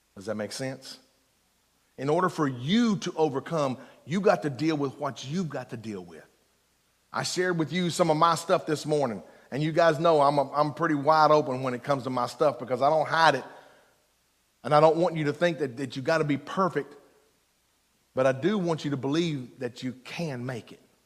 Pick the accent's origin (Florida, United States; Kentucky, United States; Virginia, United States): Kentucky, United States; Eastern; I'm from Eastern Kentucky